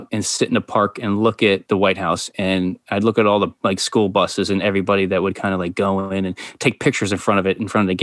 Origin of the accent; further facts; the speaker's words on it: New York, United States; I'm white and I'm from New York.